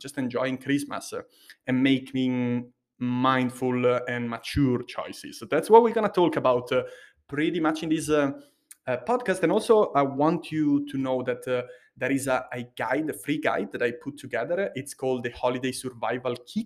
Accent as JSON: {"language": "English", "region": "Liguria", "country": "Italy", "said": "Liguria, where I'm from"}